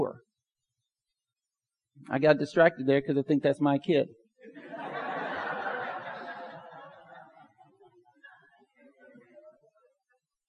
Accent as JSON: {"language": "English", "town": "Pine Log", "country": "United States", "tie": "born or raised there", "said": "growing up in Pine Log"}